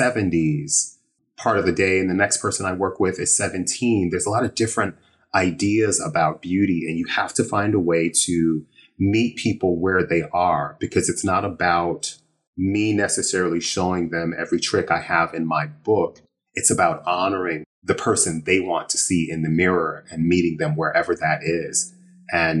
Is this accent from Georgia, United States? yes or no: no; Illinois, United States; moved away as an adult; also born or lived in Chicago / San Francisco; now in New York, United States; I grew up in what most would consider a small town, about an hour outside of Chicago. So I was a Midwest kid